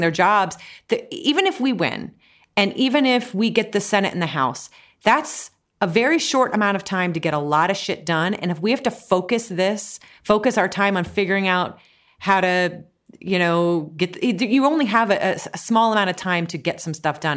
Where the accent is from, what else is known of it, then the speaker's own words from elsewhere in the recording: Ohio, United States; now in New York, United States; I'm from Ohio